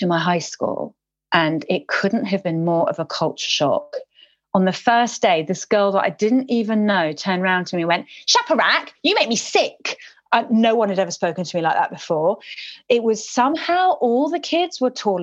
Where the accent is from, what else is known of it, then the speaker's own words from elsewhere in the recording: London, United Kingdom; English is a second language; I went to a school called Montpelier in Ealing, my primary school